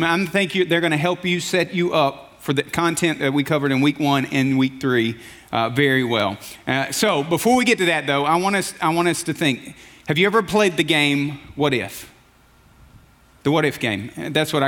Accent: Alabama, United States; moved away; I grew up in Alabama

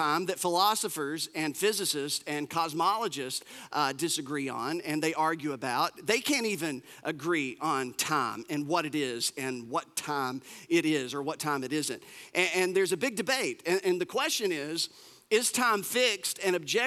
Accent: United States; us Americans

